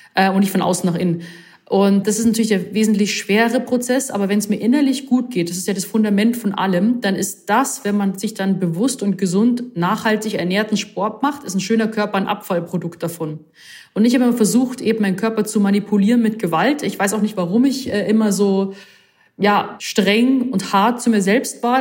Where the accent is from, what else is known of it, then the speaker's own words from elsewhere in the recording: Rosenheim, Bavaria, Germany; now in Munich, Germany; gebürtige Rosenheimerin, wohne aber jetzt aktuell in München